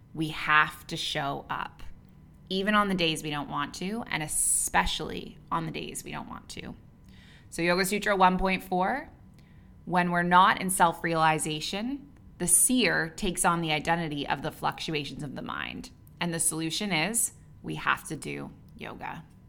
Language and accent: English; Canada; moved away as an adult; also born or lived in Dubai / Abu Dhabi; now in Bali, Indonesia; I'm a Canadian who moved across the world at age twenty-three, and I never went back